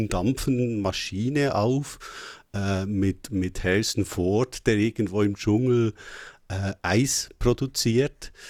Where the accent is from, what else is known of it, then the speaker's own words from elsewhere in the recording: Switzerland; Das ist also für mich als Schweizer ein, ein, ein typisch äh, deutsches Wort.